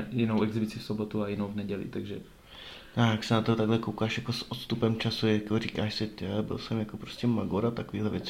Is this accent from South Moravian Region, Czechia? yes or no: no; Brumov-Bylnice, Zlín Region, Czechia; moved away; A já jsem jako z Brumova, co? Z metropole.